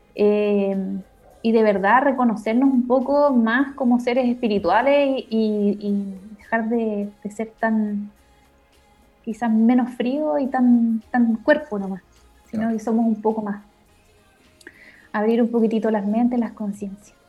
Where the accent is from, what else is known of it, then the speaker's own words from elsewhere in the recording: Concepción, Biobío, Chile; Yo soy de Conce